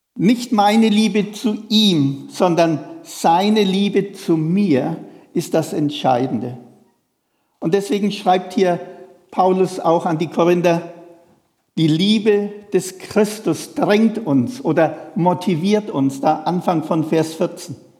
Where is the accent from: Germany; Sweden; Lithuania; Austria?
Germany; Feuchtwangen, Bavaria; moved away; in der Sparkasse in Feuchtwangen, wo ich herkomme